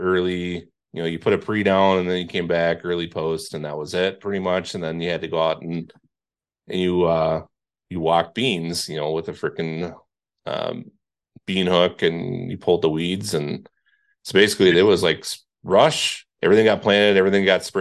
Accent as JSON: {"language": "English", "region": "Indiana", "country": "United States", "tie": "born or raised there", "moved": "yes", "said": "where I grew up in Indiana, so that side of the lake"}